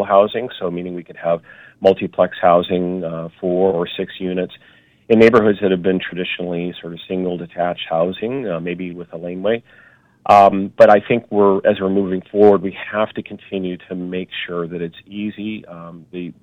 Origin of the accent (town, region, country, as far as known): Vancouver, British Columbia, Canada; born or raised there